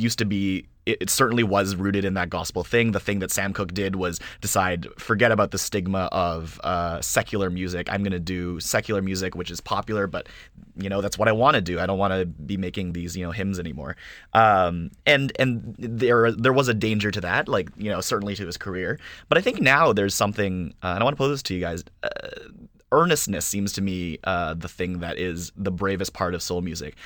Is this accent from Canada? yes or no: yes; Canada; those are the things that really, uh, I, that really form me. as a Canadian